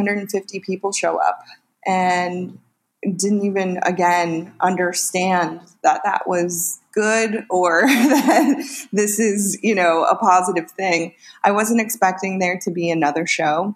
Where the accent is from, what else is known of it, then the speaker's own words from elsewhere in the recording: Northern California, United States; moved away as an adult; now in Los Angeles, United States; So I'm originally from Northern California, where I lived with that big family